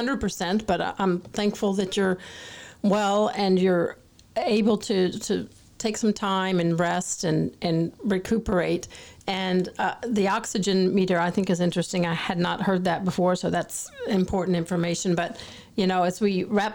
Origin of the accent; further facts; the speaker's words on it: Atlanta, Georgia, United States; Growing up in Atlanta